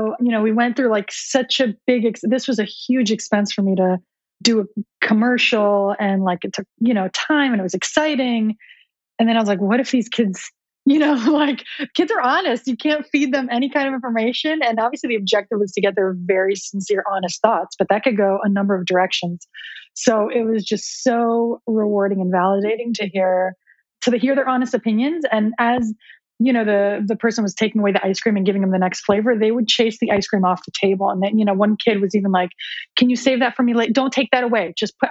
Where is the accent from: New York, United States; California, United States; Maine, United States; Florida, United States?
Florida, United States; Miami Beach; here in Miami Beach, my hometown.